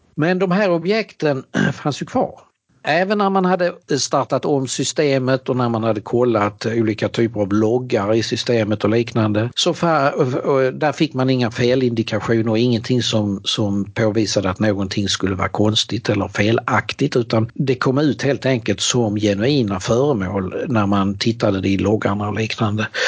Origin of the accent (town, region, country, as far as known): Helsingborg, Skåne, Sweden; born or raised there; also born or lived in Norrbotten; now in Eskilstuna, Sweden